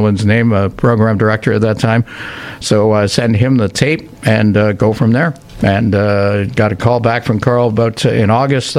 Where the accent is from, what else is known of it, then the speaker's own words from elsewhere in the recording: Whitby, Ontario, Canada; now in Kingston, Canada; my hometown of Whitby